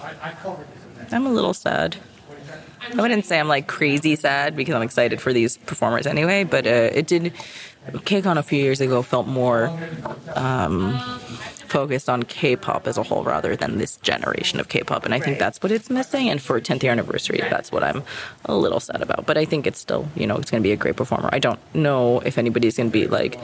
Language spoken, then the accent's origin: English; New York, United States; I'm from New York